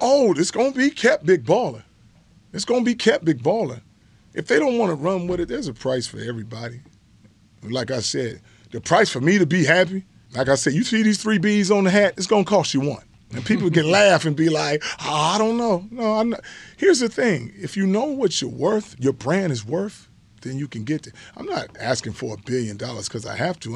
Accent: Los Angeles, California, United States; when you grow up in the hood

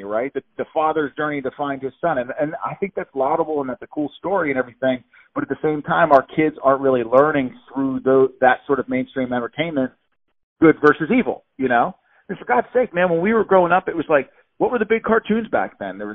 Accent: Pittsburgh, Pennsylvania, United States; I'm from Pittsburgh, Pennsylvania

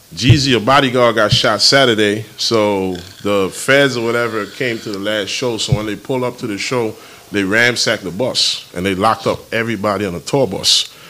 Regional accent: U.S. Virgin Islands; I'm from St. Thomas.

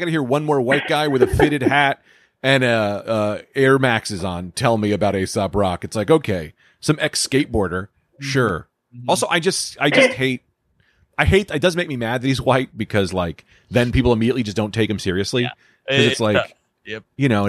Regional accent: Newark, New Jersey, United States; I grew up in Newark

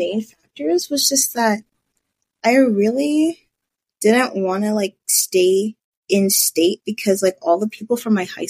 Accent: Dallas, Texas, United States; moved away; I'm from Dallas, Texas

